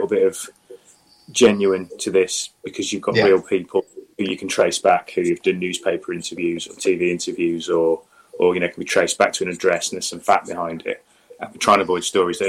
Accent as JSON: {"language": "English", "region": "Midlands", "country": "United Kingdom", "moved": "yes", "lives_now": "Devon, United Kingdom", "said": "I'm originally from the Midlands, slap bang in the middle of the UK"}